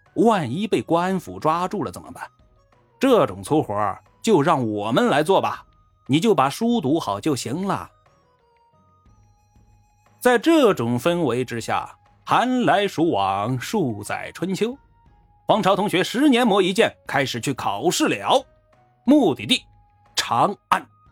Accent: China; 我们中国人安土重迁、乡土观念重

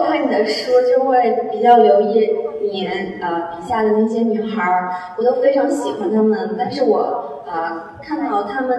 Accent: Anhui, China; 我也是安徽人

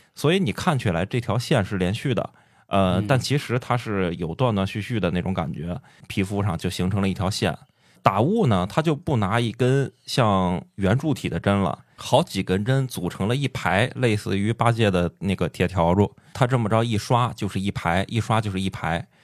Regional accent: Shandong, China; 我是山东人

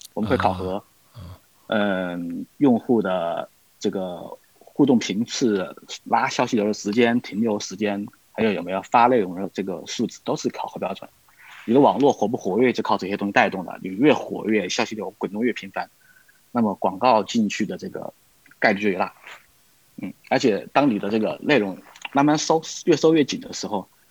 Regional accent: Wuhan, Hubei, China; now in Vancouver, Canada; 而且我老家正好是武汉的

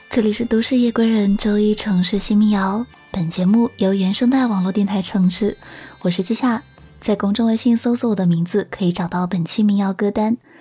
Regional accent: Guangdong, China; 那时候我刚回广东，我听不懂爸爸妈妈的粤语

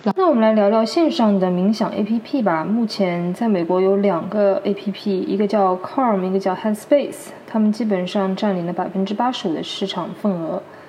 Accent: China; 我们中国人

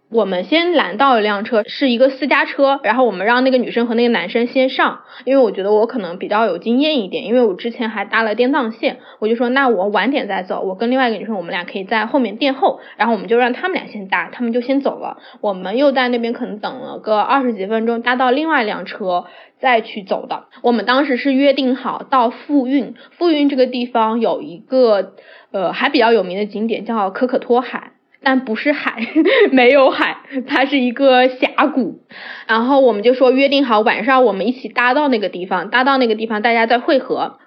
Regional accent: southern China, China; 我是南方人，然后家里还是管得挺严的

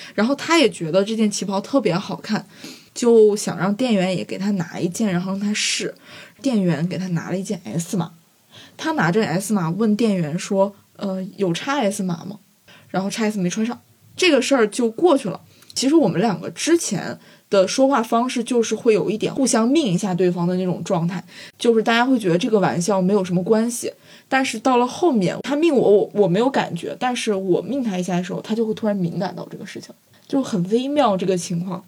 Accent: Guizhou, China; 虽然我是贵州人

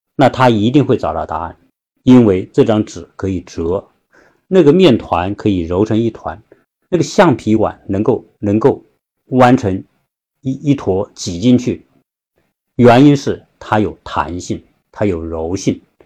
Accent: China; 我们中国人

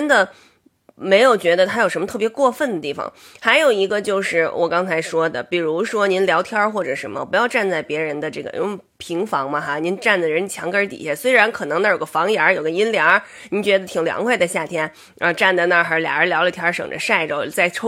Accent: Beijing, China; 我是北京人

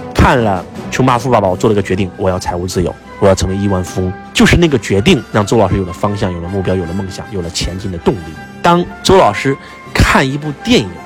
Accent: China; 作为一个中国人

